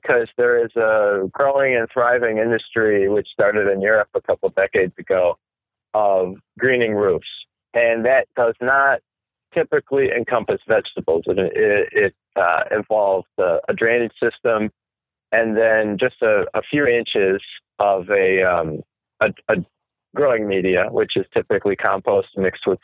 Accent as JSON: {"language": "English", "region": "Wisconsin", "country": "United States", "tie": "born or raised there", "moved": "as an adult", "lives_now": "New York, United States", "said": "I grew up in the Midwest in Wisconsin"}